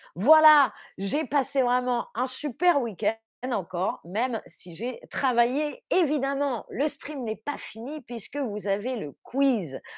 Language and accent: French; France; moved away as an adult; now in Berlin, Germany; je suis française